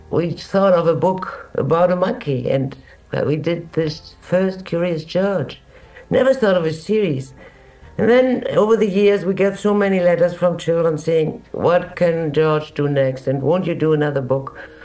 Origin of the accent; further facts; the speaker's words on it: Germany; moved away as an adult; also born or lived in Brazil; We're both from Germany, but my husband left in Germany in 1925, while I left it much later. And we met again in Brazil in the 30s.